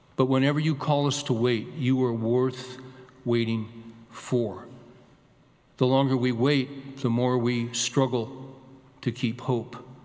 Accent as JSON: {"language": "English", "region": "California", "country": "United States", "tie": "born or raised there", "also_born_or_lived": "Arkansas", "moved": "as an adult", "said": "was born and raised in California"}